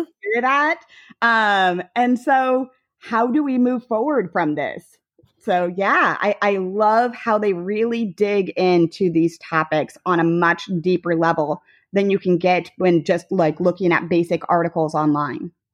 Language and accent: English; Hicksville, Ohio, United States; moved away as an adult; also born or lived in Denver / Cleveland; now in Charlotte, United States; growing up in Hicksville